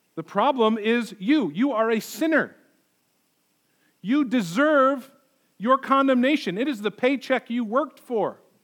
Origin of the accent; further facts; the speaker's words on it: United States; we live our lives as American Christians.